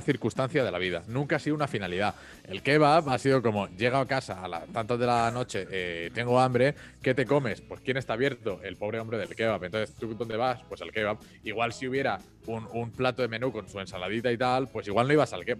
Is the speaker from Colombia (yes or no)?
no; Mallorca, Balearic Islands, Spain; also born or lived in Rome; yo soy de Mallorca, yo sé lo que es Magaluf